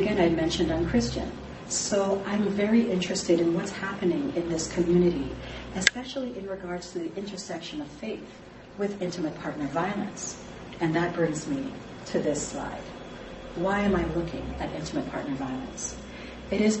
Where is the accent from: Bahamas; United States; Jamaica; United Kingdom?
Jamaica; moved away; I am Jamaican, and I'm an immigrant to this country